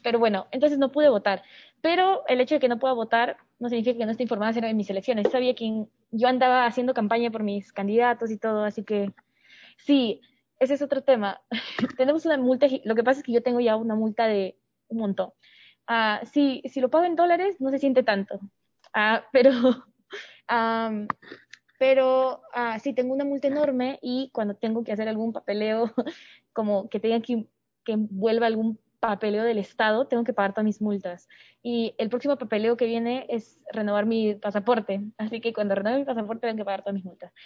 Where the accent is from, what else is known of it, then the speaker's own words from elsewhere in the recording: Peru; moved away; also born or lived in Singapore; desde que me fui de Perú